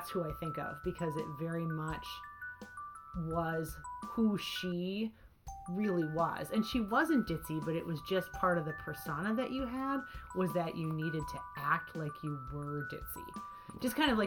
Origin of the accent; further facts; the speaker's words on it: Jordan, Minnesota, United States; I grew up in Jordan, which is where we are